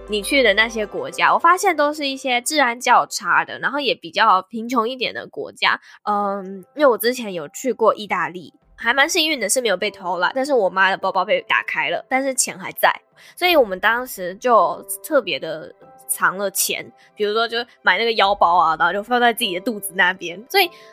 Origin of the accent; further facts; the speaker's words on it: Taiwan; 我们台湾人